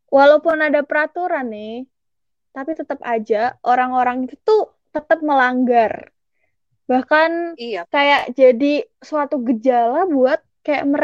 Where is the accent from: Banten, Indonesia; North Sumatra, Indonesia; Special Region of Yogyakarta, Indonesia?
Special Region of Yogyakarta, Indonesia; Yogyakarta; now in Bandung, Indonesia; aku kan dari Jogja nih kan dari Jawa jadi suku Jawa gitu terus masuk ke lingkungan Sunda ke lingkungan di Bandung gitu